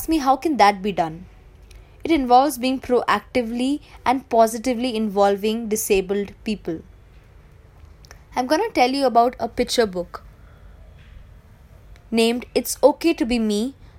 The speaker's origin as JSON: {"language": "English", "region": "Delhi", "country": "India", "tie": "born or raised there", "said": "Growing up in Delhi, I remember parading with my friends for Kanchak Puja"}